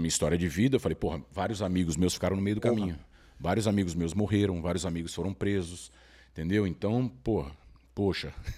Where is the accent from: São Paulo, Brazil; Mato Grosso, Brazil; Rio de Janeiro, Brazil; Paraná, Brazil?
São Paulo, Brazil; Eu cresci na Cracolândia.